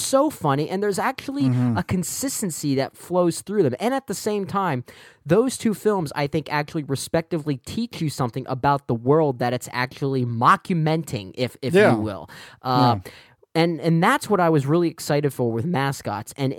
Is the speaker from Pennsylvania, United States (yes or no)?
yes; Eastern Pennsylvania, United States; growing up in Eastern Pennsylvania myself